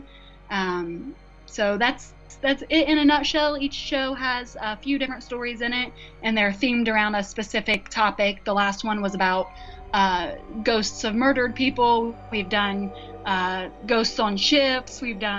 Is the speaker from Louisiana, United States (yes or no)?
no; Indiana, United States; here in my home state of Indiana